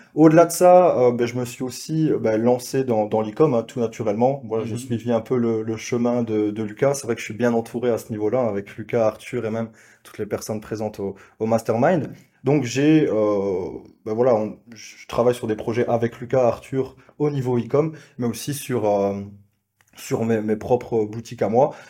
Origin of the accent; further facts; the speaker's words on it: Belgium; accent: Belgian; je suis belge, vous l'entendez peut-être à, l'accent